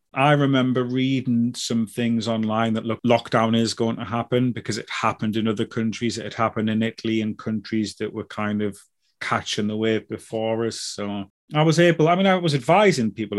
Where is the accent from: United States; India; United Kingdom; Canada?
United Kingdom